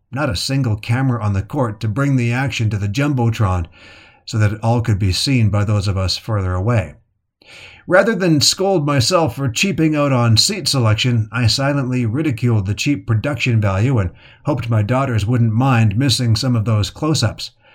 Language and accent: English; Calgary, Alberta, Canada; As a boy growing up in Calgary, Canada in the seventies